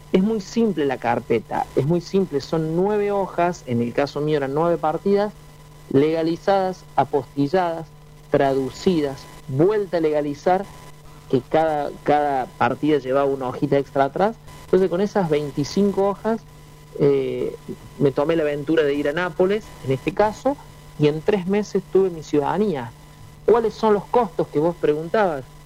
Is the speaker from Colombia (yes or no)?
no; Argentina; moved away